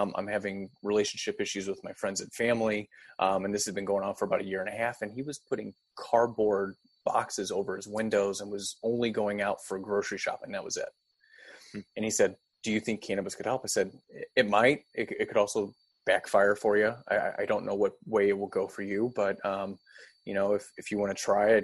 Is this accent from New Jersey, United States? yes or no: no; O'Fallon, Missouri, United States; also born or lived in Manchester, Missouri; I grew up in St. Charles area, specifically O'Fallon, but now I reside out of Manchester area